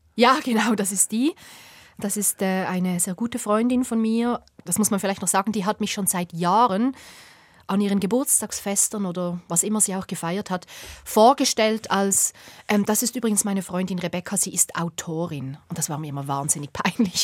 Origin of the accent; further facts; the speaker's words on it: Bubendorf, Basel-Landschaft, Switzerland; ich bin in diesem Bubendorf aufgewachsen